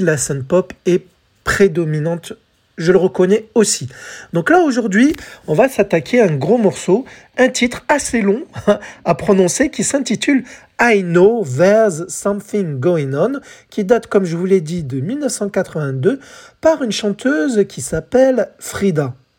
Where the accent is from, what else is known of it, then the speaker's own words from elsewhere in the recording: France; chez nous, en France